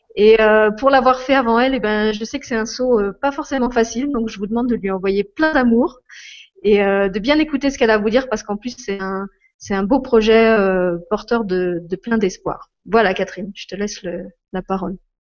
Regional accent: Lorraine, Grand Est, France; moved away as an adult; now in Luxembourg; je suis Lorraine, c'est là que je suis née et que, que j'ai grandi, que j'ai fait mes études et que j'ai commencé ma vie professionnelle

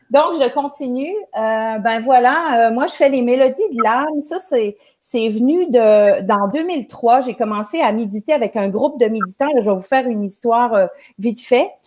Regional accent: Quebec, Canada; Je suis au Nouveau-Brunswick, la province juste à côté du Québec, mais je viens du Québec.

